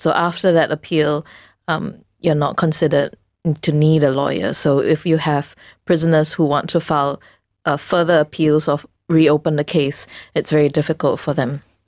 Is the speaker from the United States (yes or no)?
no; Singapore; we as a Singaporean society